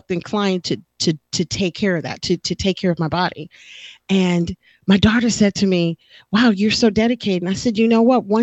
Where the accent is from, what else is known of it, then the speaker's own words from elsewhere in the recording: Texas, United States; now in California, United States; And I never really did because I came from Texas and I already knew you know, it could be very hot